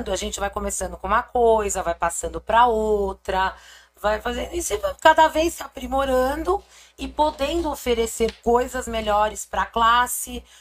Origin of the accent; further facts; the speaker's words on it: Santo André, São Paulo, Brazil; also born or lived in São Bernardo do Campo; Não nasci em Santo André, mas sou andreense. Mas nasci aqui do lado. Sou batateira.